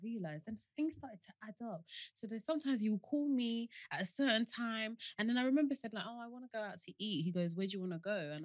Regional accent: Kent, South East England, United Kingdom; I'm from Kent. So I'm from Kent

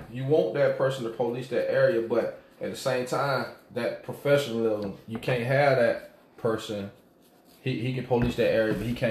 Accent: Apple Valley, United States; I'm from okay, I'm from Apple Valley.

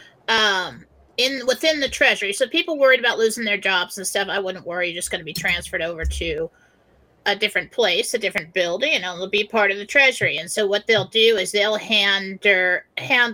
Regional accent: California, United States; moved away; when I was a kid growing up in California

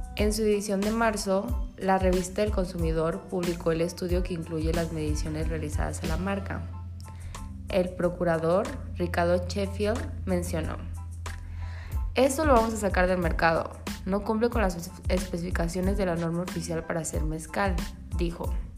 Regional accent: Mexico; como buenos mexicanos

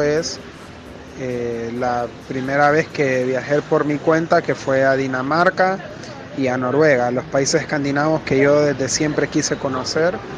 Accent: Honduras; now in Buenos Aires, Argentina; soy de Honduras, Actualmente estoy viviendo en Buenos Aires

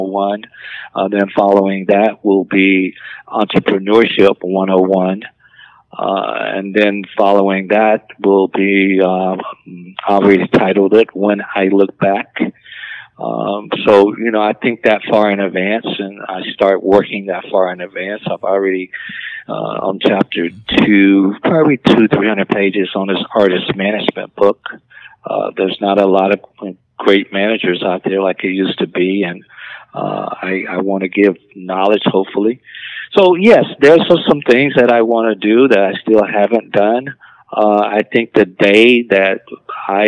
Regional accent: Alabama, United States; growing up in Alabama on a dirt road

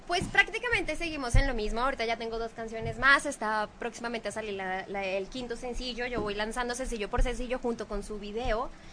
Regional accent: Bogotá, Colombia; moved away; las mujeres más insípidas de Colombia somos las de Bogotá

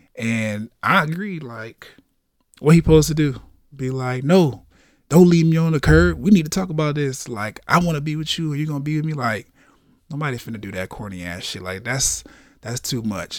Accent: the South, United States; I'm from the South

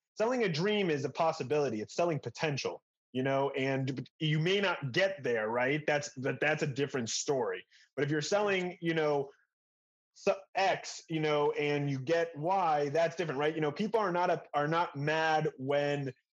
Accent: Denver, Colorado, United States; now in Israel; Denver, Colorado.

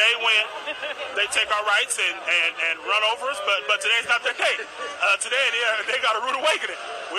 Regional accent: Milwaukee, Wisconsin, United States; Yeah, no, I'm not from Houston. I'm from Milwaukee.

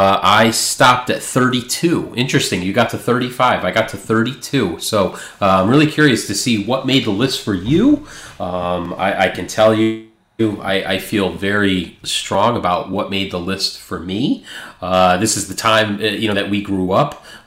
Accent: Springfield, New England, United States; When I was a kid growing up in Springfield

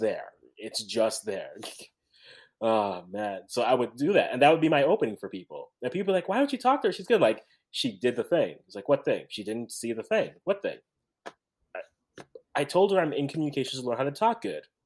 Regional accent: Canada; I'm the Canadian

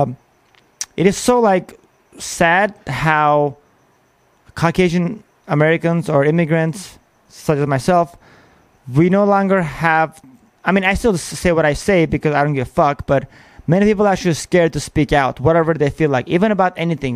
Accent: Armenia; now in United States; I am from Armenia

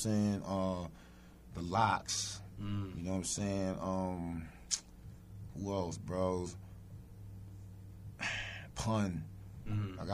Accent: New York City, New York, United States; Born and raised in the Bronx

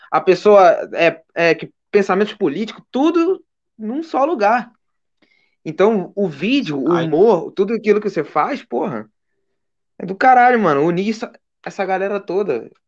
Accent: Rio de Janeiro, Brazil; Porque, porra, sou da Baixada. Eu sou daqui, cara. sou do, do quilômetro 32, mano.

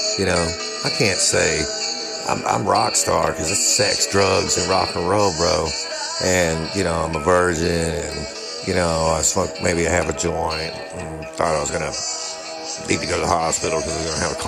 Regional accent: Tyler, Texas, United States; I'm from Tyler, Texas.

